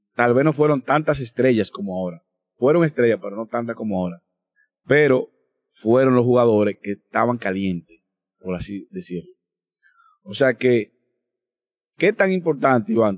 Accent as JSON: {"language": "Spanish", "country": "Dominican Republic", "said": "como dominicano"}